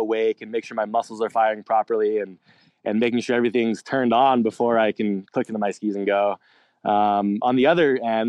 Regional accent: Alpine Meadows, California, United States; Grew up in Alpine Meadows, California, kind of right on the side of the mountain.

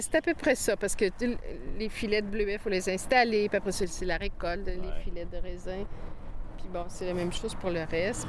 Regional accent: Quebec City, Quebec, Canada; now in Saint-Jacques-le-Mineur, Canada; même si j'ai été élevée à Québec, dans la ville de Québec

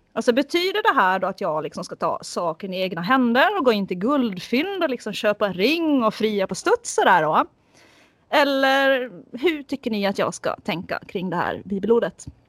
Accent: Finland; jag är finlandssvensk

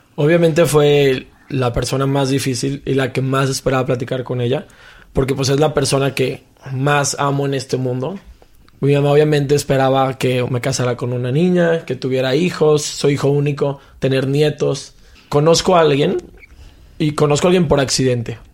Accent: Mexico; Como mexicano

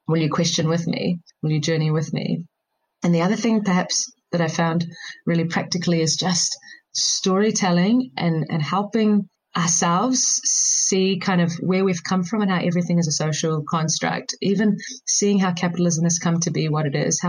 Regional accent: New Zealand; as an Indian growing up in New Zealand, I used to often visit every couple of years my grandparents back in India.

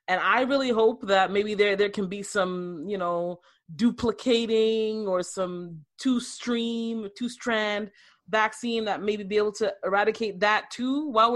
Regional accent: Canada

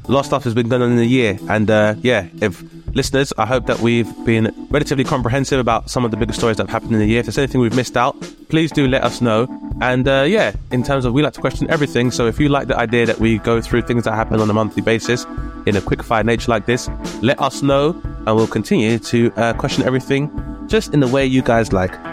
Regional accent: United Kingdom; a, uh, child of immigrants, so the first generation immigrant within the U K

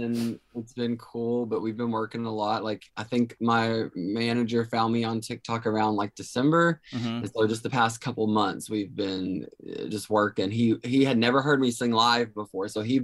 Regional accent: Kentucky, United States; moved away as an adult; now in Nashville, United States; I grew up in Kentucky, but, moved to Nashville, like right at the top of the pandemic

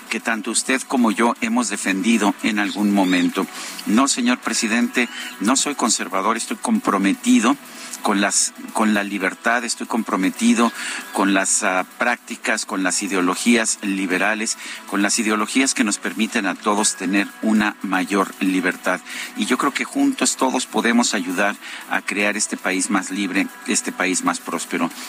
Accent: Mexico; como mexicano

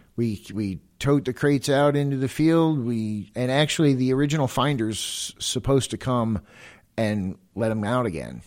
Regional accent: Florida, United States; moved away; I'm originally from Florida

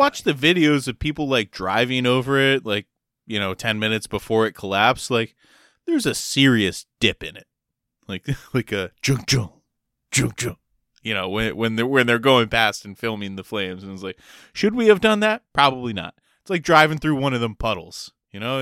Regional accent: Maryland, United States; also born or lived in Delaware; I lived my whole life in Maryland and went to school there

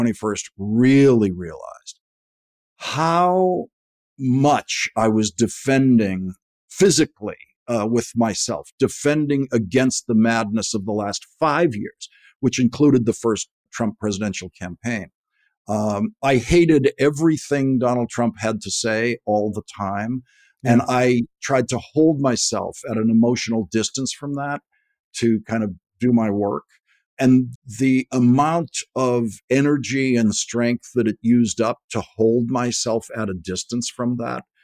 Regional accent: Boston, Massachusetts, United States; I'm from Dorchester, which is the other end of the Red Line subway, where when I was a kid, Harvard Station was the end point

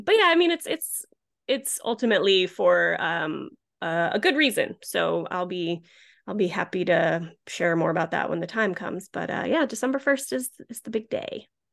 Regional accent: Rhode Island, United States; moved away as an adult; also born or lived in Philadelphia / Los Angeles / Boston; I grew up in Rhode Island

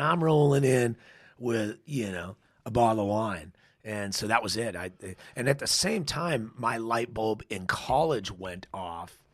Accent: San Dimas, California, United States; now in Paso Robles, United States; outside of L.A., San Dimas, California. Okay. Little tiny town, lower middle class family

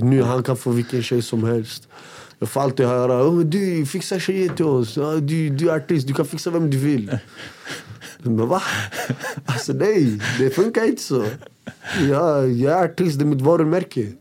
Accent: Västerås, Västmanland, Sweden; Jag kommer från Råby, jag kommer från en ort som heter Råby

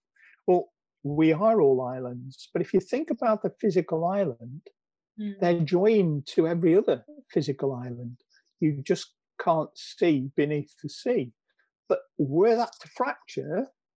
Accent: Preston, North West England, United Kingdom; Preston North End, which is my hometown

